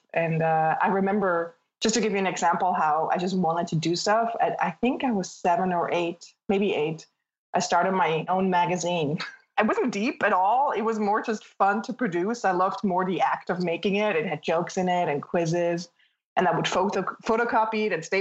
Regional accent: Switzerland; now in Brooklyn, New York, United States; I'm going to take you back to Switzerland. Imagine green pastures, farmhouses, cows, and then a chain of the Alps

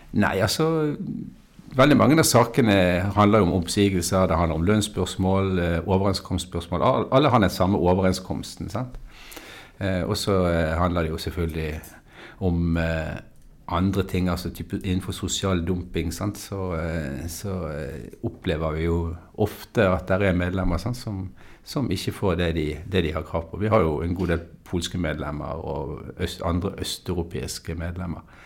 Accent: Bergen, Vestland, Norway; jeg er jo en bergenser, da, som du hører.

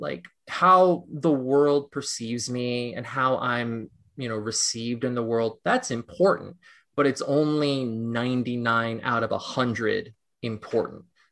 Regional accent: Los Angeles, California, United States; now in New York City, United States; I live in New York City and I was born in Los Angeles.

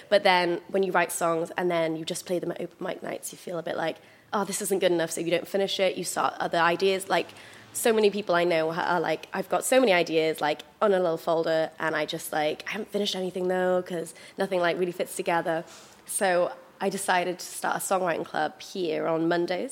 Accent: Pembrokeshire, Wales, United Kingdom; I was growing up in Pembrokeshire

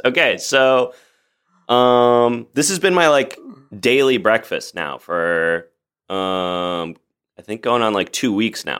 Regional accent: Oak Park, Illinois, United States; moved away as an adult; now in Los Angeles, United States; I grew up in Chicago, outside of Chicago

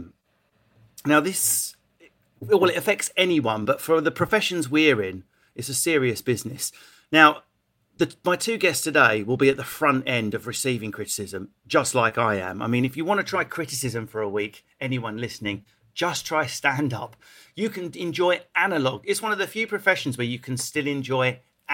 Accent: Essex, East of England, United Kingdom; Whereas if you've got my accent, I'm from Essex

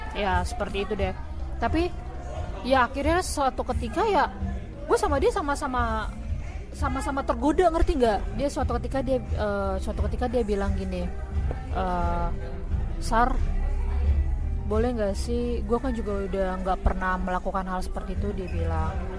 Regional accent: Pematangsiantar, North Sumatra, Indonesia; gue tinggal di kampung gue di Siantar

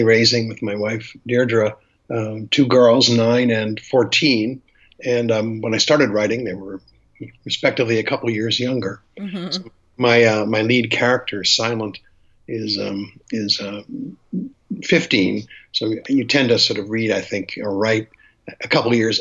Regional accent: Boston, Massachusetts, United States; I'm from call it white family, from Boston

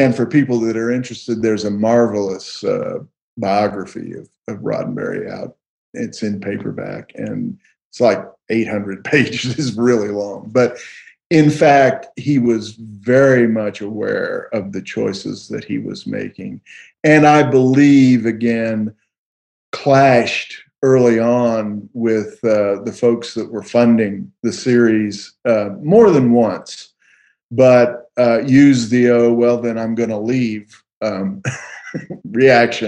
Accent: Texas, United States; we're from Texas

